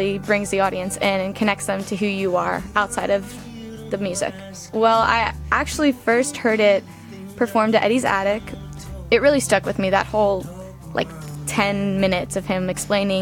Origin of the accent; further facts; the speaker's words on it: Atlanta, Georgia, United States; I'm from Atlanta, Georgia.